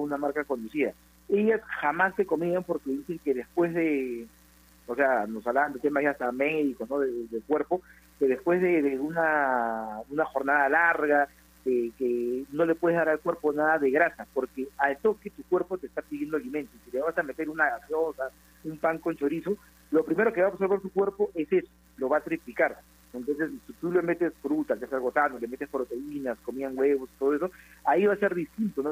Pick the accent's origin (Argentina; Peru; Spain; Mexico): Peru